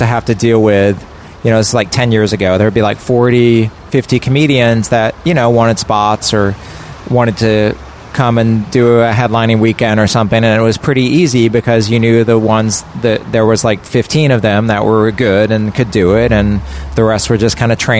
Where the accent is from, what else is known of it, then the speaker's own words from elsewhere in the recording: Texas, United States; now in Los Angeles, United States; I'm from Texas